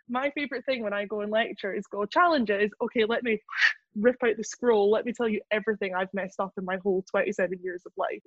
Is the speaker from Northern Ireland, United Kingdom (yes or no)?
no; Scotland, United Kingdom; also born or lived in Edinburgh / London; I grew up in like back swampy Lothian here in Scotland